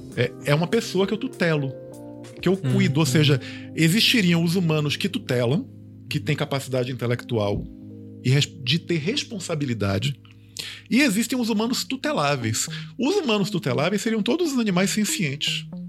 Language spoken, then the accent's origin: Portuguese; Bahia, Brazil; Eu, eu sou baiano, mas eu, eu sou de uma família italiana